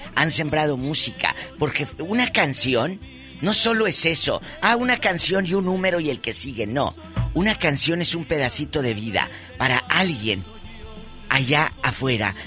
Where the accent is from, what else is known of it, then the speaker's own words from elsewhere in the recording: Matamoros, Tamaulipas, Mexico; moved away as an adult; hace muchos años yo trabajé en mi tierra, en Matamoros